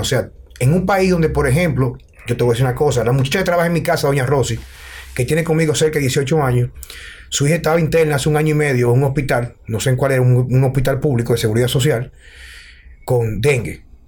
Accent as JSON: {"language": "Spanish", "country": "Dominican Republic"}